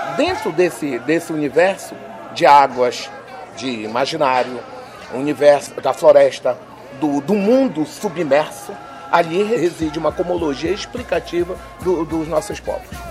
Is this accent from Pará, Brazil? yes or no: yes; Lower Tapajós, Pará, Brazil; onde é a minha aldeia